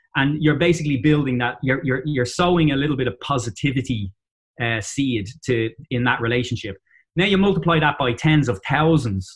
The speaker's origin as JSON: {"language": "English", "town": "Dublin", "region": "Leinster", "country": "Ireland", "also_born_or_lived": "Boston area, United States", "accent": "Dublin", "moved": "as an adult", "lives_now": "Boston, United States", "said": "in Dublin, Ireland. So that's where I'm from"}